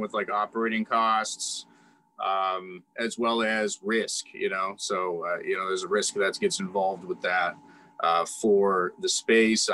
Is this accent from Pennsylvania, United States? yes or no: yes; Ligonier, Pennsylvania, United States; moved away as an adult; in the Ligonier community, I've done a lot in my community. So I'm not saying like I'm famous or something, but I'm just saying I've served a lot of people in my hometown.